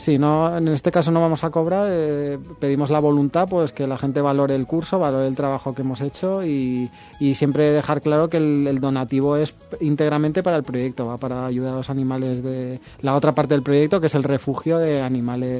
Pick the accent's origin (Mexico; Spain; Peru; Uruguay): Spain; Madrid, Community of Madrid; now in Valencia, Spain; Yo soy de Madrid